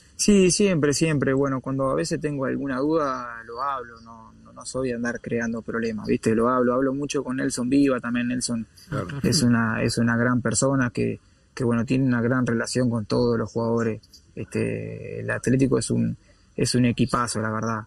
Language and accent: Spanish; Uruguay; moved away as an adult; also born or lived in Spain / England; así somos los uruguayos